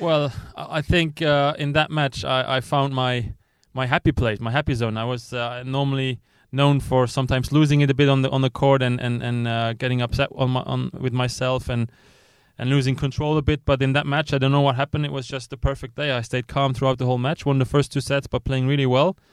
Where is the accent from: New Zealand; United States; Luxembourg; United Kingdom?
Luxembourg; I was coming from Luxembourg